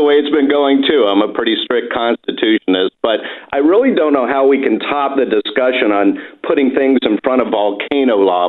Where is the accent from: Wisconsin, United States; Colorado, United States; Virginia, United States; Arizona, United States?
Virginia, United States; Appomattox County; also born or lived in Raleigh, North Carolina / Washington, D.C.; now in Durham, United States; Actually, I grew up on a farm. I really like history, so this kind of points to it as well, in Appomattox County, Virginia.